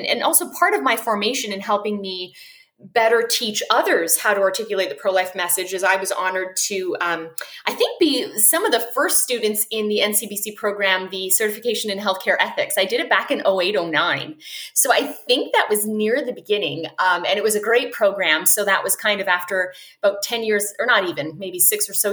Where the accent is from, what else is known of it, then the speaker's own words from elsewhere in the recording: Vancouver, British Columbia, Canada; moved away as an adult; now in United States; I'm originally from Canada, although I'm in the States now. So I'm from Vancouver on the West Coast.